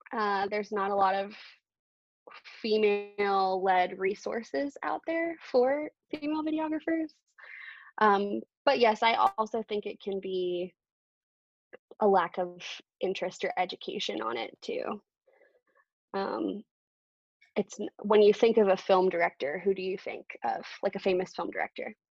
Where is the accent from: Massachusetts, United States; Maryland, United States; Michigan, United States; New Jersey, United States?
Maryland, United States; Baltimore; I grew up in Baltimore too